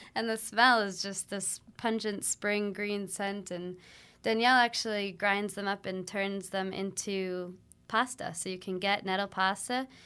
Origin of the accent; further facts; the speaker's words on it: Ipswich, Massachusetts, United States; I grew up in Ipswich, Massachusetts